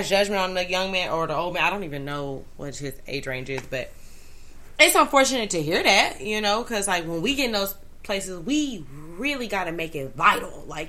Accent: Dallas, Texas, United States; I'm from Dallas

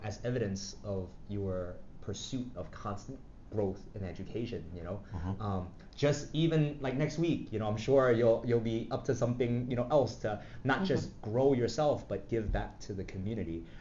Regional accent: New York City, New York, United States; I grew up in Flushing, Queens

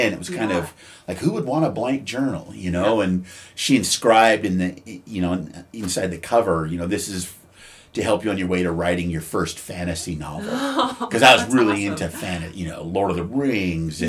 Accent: Frenchtown, Montana, United States; I grew up in Frenchtown, which is, I don't know, maybe 15 miles west of Missoula

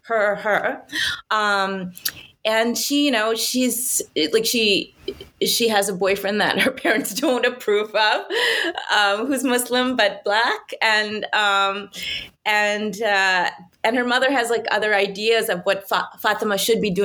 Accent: New York, United States; I was born and raised in New York. My family's from India

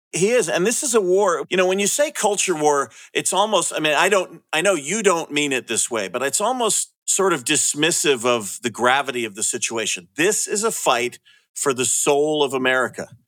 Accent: California, United States; moved away; I'm from California

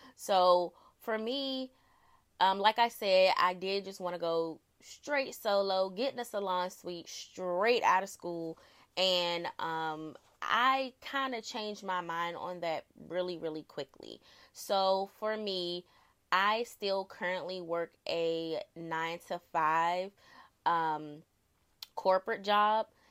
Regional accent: Prince George's County, Maryland, United States; I am from Prince George's County, Maryland, born and raised.

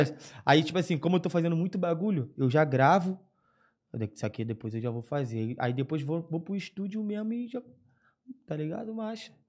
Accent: Rio de Janeiro, Brazil; eu sou cria de Madureira, né? Zona Norte da RJ, cria.

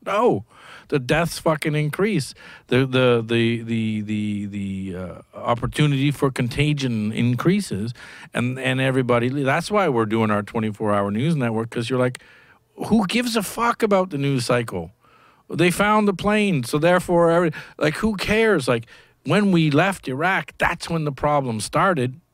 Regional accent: Canada; moved away; I come from Canada, where universal healthcare when I grew up was good.

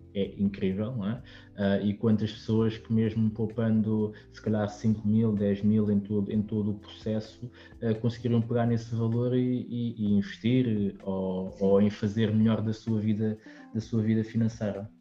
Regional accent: Lisbon, Portugal; nós somos de Lisboa

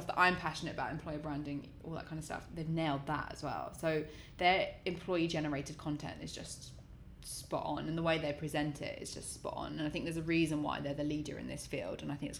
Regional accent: Australia; I'm Australian

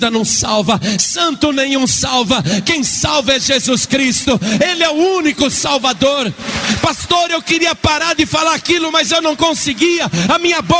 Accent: Italy; now in Guaratinguetá, Brazil; E eu estou há quatro anos no Brasil, eu sou italiano, eu sou padre ali em Guaratinguetá

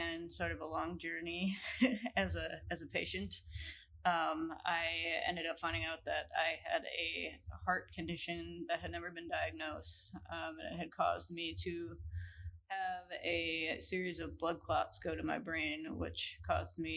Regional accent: Grafton, Wisconsin, United States; I am originally from southeastern Wisconsin, Grafton area, and I grew up

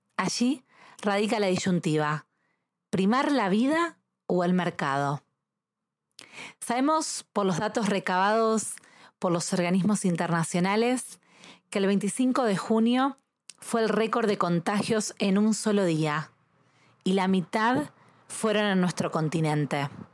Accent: Argentina; soy argentina

